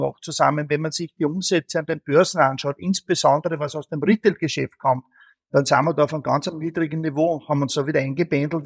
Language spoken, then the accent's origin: German; Austria; als Österreicher